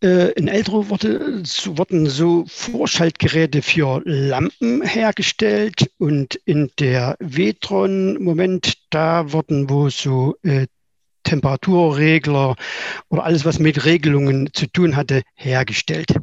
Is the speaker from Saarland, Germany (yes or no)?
no; Weida, Thuringia, Germany; ich bin in Weida geboren